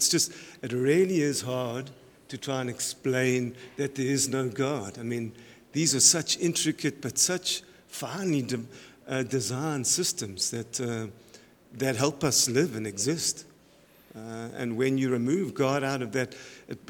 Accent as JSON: {"language": "English", "country": "South Africa", "moved": "as an adult", "lives_now": "Canada", "said": "My background is I'm from South Africa. I was originally a professor there in wildlife sciences and animal nutrition. I moved to Canada"}